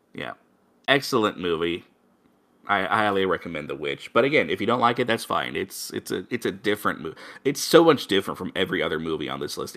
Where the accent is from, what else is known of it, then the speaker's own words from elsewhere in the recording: Missouri, United States; my home state